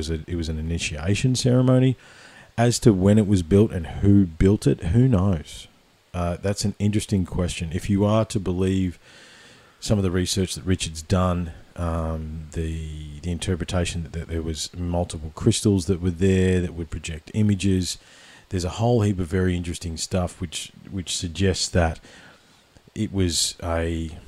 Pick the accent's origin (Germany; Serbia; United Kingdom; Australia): Australia; Victoria; I grew up in Victoria.